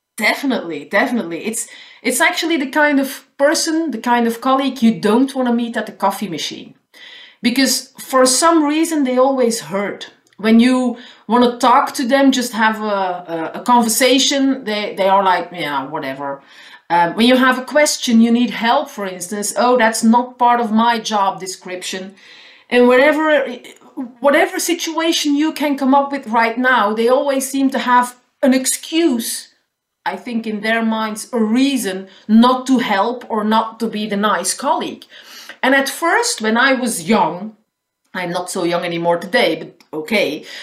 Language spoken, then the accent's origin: English; Flanders, Belgium; first language Dutch; English is a second language; I'm living in the northern part of the country, so I speak Dutch. That's my mother tongue.